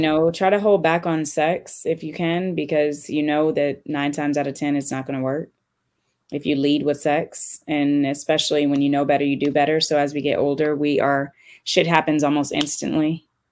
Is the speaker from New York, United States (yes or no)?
no; California, United States; moved away; I'm from California